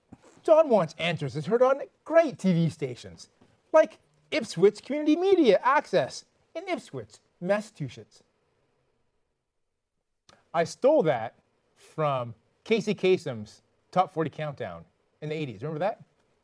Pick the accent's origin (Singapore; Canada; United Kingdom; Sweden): Canada; now in United States; I'm Canadian.